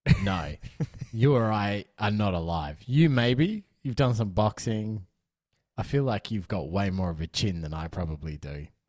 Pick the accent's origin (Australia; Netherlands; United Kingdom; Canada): Australia; as an Australian